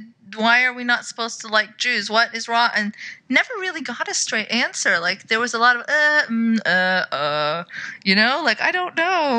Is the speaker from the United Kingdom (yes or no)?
no; Saudi Arabia; moved away; growing up in Saudi